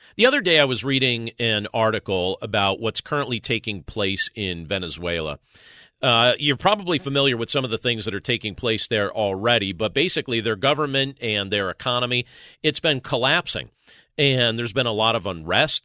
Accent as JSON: {"language": "English", "region": "Northeast Pennsylvania", "country": "United States", "said": "I'm from Northeast Pennsylvania"}